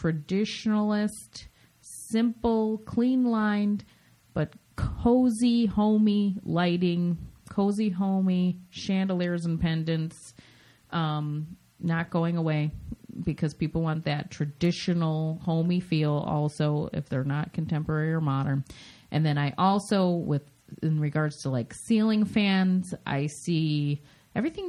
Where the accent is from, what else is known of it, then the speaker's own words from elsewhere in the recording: Midwest, United States; moved away; I come from the Midwest, as everybody knows that knows me, but we were big on ceilings there